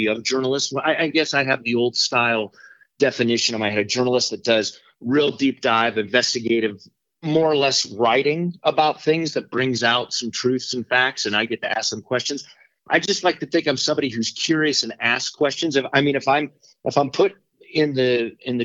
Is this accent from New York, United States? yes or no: no; Littleton, Colorado, United States; also born or lived in Pittsburgh area; I grew up in Littleton, went to Columbine High School back in the 80s